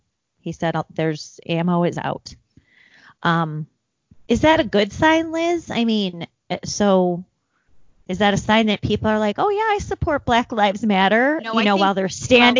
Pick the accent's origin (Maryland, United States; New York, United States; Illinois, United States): Illinois, United States; Naperville; Naperville, my hometown, in the western suburbs of Chicago